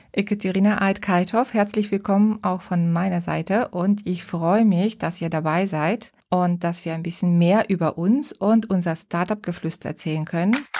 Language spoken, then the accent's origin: German; Bulgaria; now in Düsseldorf, Germany; Ich äh, bin ursprünglich Bulgarin, lebe seit 30 Jahren in Deutschland und bin mit meiner Familie in Düsseldorf angesiedelt